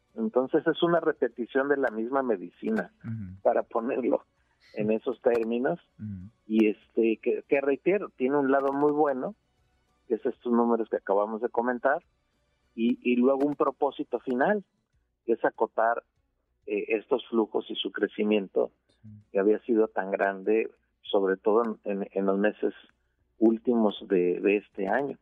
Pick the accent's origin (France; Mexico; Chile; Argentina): Mexico; el 40% somos mexicanos